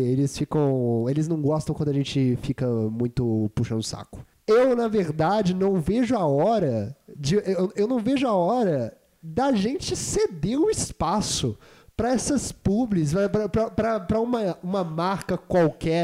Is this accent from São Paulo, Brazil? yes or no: no; Juiz de Fora, Minas Gerais, Brazil; moved away; Juiz de Fora deu isso pro mundo e deu eu. Deu eu pro mundo também. No, no dia 13 de setembro 1997.